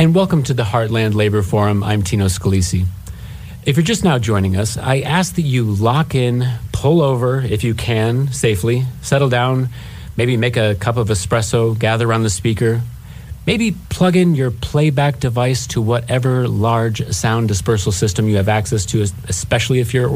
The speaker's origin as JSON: {"language": "English", "town": "Detroit", "region": "Michigan", "country": "United States", "also_born_or_lived": "Kansas City", "said": "I'm from Detroit. I am an auto worker, third generation"}